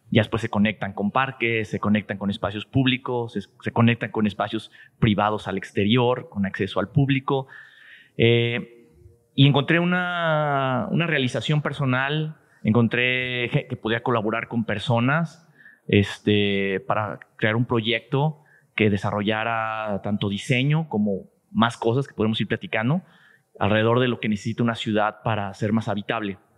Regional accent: Guadalajara, Jalisco, Mexico; Sí, soy tapatío 100%.

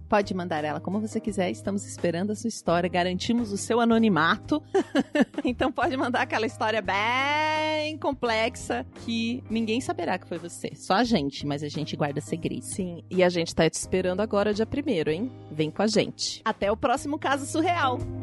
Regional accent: Juiz de Fora, Minas Gerais, Brazil; now in São Paulo, Brazil; Eu vim de de Fora, que é um pouco maior, mas é cidade do interior também

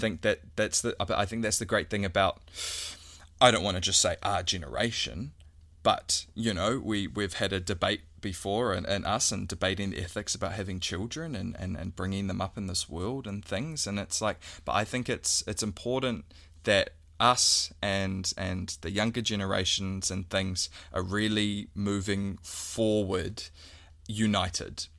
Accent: New Zealand; we're a Kiwi

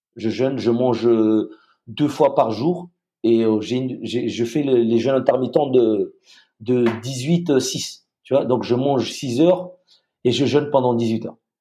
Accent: Madagascar; moved away as an adult; also born or lived in France / United States; je suis euh, franco-malgache, j'ai grandi à Madagascar

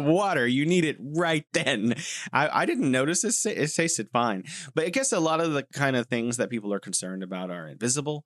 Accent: United States; moved away; I'm an American.

